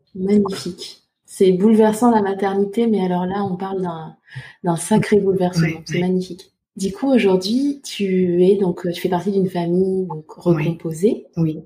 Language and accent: French; Côte d’Ivoire; now in France; je suis née en Côte d'Ivoire, donc je suis femme noire